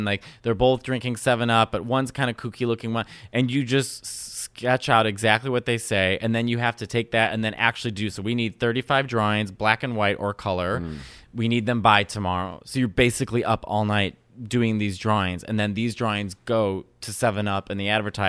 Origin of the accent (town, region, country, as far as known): Chicago, Illinois, United States; born or raised there